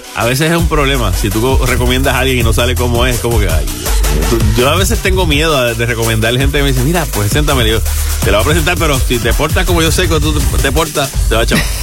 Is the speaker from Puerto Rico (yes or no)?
yes; Caguas, Puerto Rico; a mi pueblo de Caguas